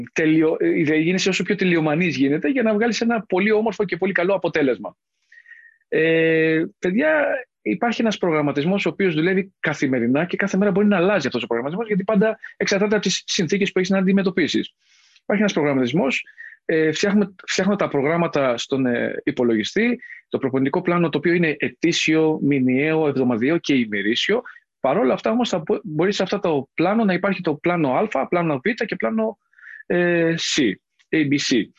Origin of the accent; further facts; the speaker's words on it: Mani, Laconia, Peloponnese, Greece; moved away; also born or lived in Athens; κατάγομαι από τη Λακωνία, από τη Μάνη συγκεκριμένα